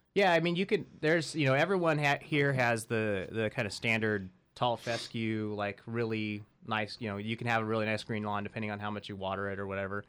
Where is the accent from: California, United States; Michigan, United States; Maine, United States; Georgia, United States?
California, United States; Central Valley; I grew up in the Central Valley